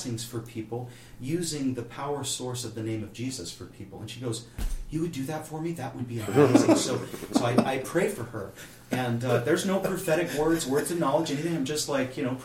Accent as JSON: {"language": "English", "town": "Kansas City", "region": "Missouri", "country": "United States", "said": "I'm from Kansas City, so I'm in New York City"}